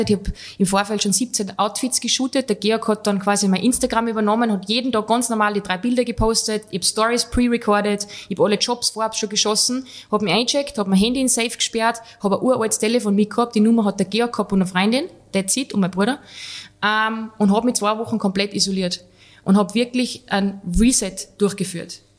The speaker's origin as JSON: {"language": "German", "country": "Switzerland", "said": "also ich war Schweizer, aber halt, er, er lässt mich jetzt da stehen, ein bisschen denglischt."}